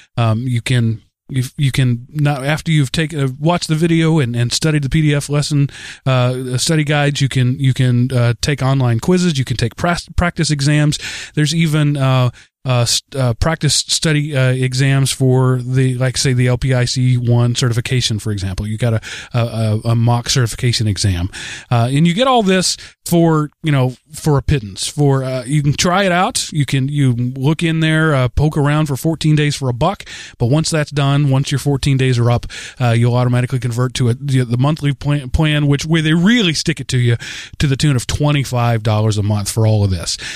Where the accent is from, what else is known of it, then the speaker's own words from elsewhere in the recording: Texas, United States; now in Atlanta, United States; being a Texan